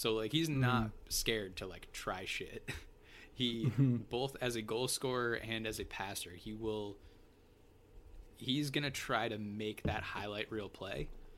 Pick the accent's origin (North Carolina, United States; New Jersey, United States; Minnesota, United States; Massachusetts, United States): Massachusetts, United States; Amherst; I'm from Amherst, Massachusetts, and I'm a UMass fan.